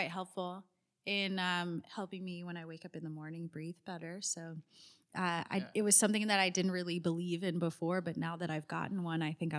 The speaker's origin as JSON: {"language": "English", "region": "California", "country": "United States", "tie": "born or raised there", "said": "I was born and raised in Southern California, and it does rain there."}